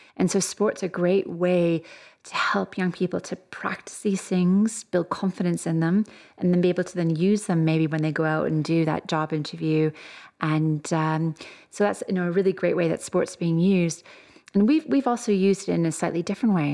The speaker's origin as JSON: {"language": "English", "country": "Canada", "moved": "as an adult", "lives_now": "Birmingham, United Kingdom", "said": "if you can probably tell from my accent, I'm not originally from here. I'm Canadian"}